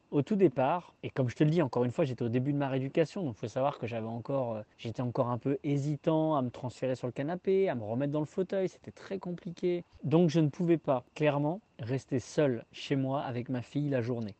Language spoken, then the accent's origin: French; Tours, Centre-Val de Loire, France; moved away as an adult; also born or lived in Haute-Savoie; revenir dans ma région natale